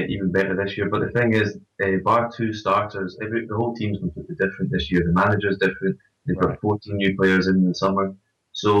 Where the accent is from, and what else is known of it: Scotland, United Kingdom; accent: Scottish